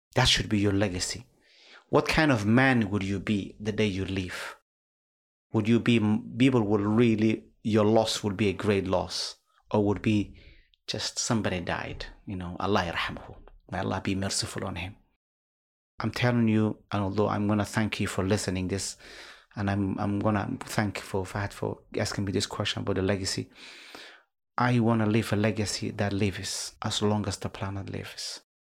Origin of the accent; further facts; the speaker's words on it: Somalia; now in United Kingdom; our country